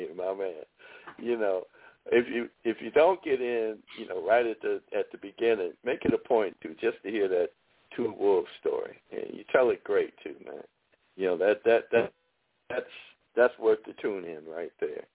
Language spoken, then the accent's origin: English; Chicago, Illinois, United States; now in Texas, United States; I'm from Chicago